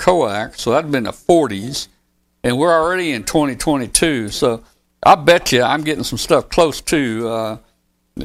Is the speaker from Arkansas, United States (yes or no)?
yes; 13 miles from Osceola, Arkansas, United States; I had a friend that lived up in Osceola, Arkansas. It was 13 miles from my hometown.